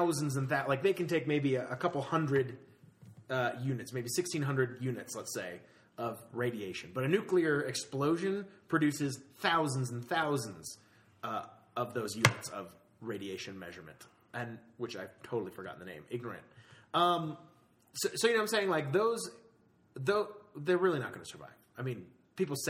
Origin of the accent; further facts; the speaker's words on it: Florida, United States; moved away; I grew up in Florida where most of the things in the water can kill you